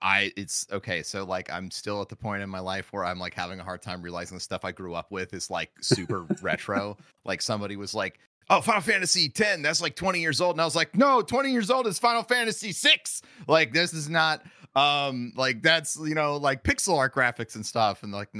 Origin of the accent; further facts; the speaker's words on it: St. Louis, Missouri, United States; How did you figure out I'm from St. Louis?